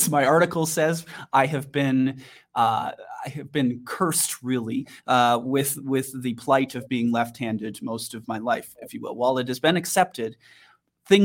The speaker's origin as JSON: {"language": "English", "region": "Wisconsin", "country": "United States", "tie": "born or raised there", "moved": "yes", "lives_now": "Denver, United States", "said": "growing up in Wisconsin, I know a lot about rural communities and drug problems"}